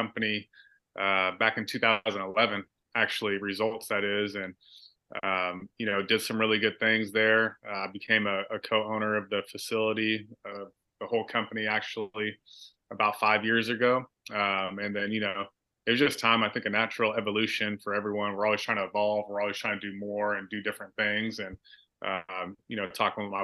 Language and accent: English; Vacaville, California, United States; also born or lived in Bay Area, California; I moved to Vacaville from the Bay Area